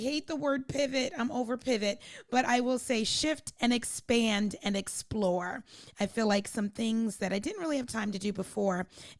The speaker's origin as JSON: {"language": "English", "town": "Anchorage", "region": "Alaska", "country": "United States", "tie": "born or raised there", "said": "Little known fact, I was raised in Anchorage, Alaska. No one would assume that. So I'm a little bit of a military brat, military kid."}